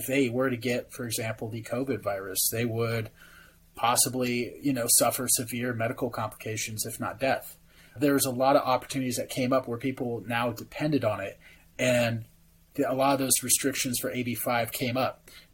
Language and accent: English; California, United States; moved away; my home state of California, where I was born and raised